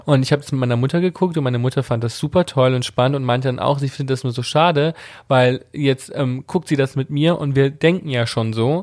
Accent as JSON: {"language": "German", "country": "Italy", "said": "wir sind Italiener, wir kommen aus einem konservativen katholischen Elternhaus"}